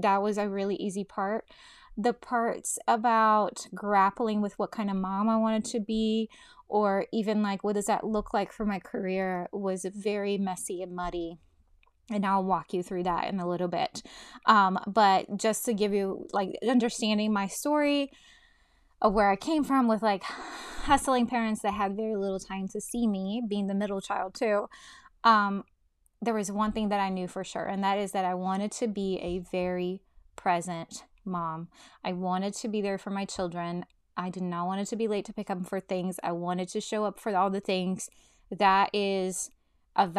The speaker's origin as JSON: {"language": "English", "country": "Brazil", "tie": "born or raised there", "moved": "yes", "said": "I was born in Brazil, and both my parents worked outside the home"}